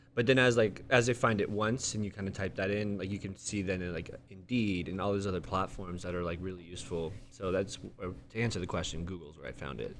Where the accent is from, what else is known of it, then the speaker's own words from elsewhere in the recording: Santee, California, United States; born and raised in San T